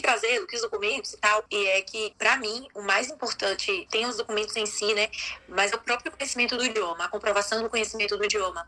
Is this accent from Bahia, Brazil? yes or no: yes; Bahia, Brazil; moved away as an adult; now in Spain; sou brasileira, baiana, e há oito anos moro na Espanha